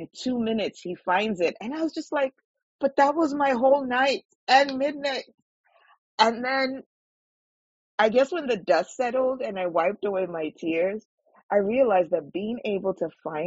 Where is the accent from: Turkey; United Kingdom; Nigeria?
Nigeria; now in Vancouver, Canada; Growing up in Nigeria